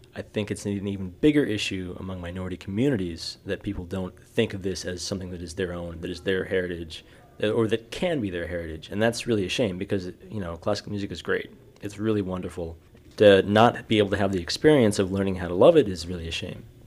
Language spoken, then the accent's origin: English; New York City, New York, United States; moved away; I'm a violist from New York City or, originally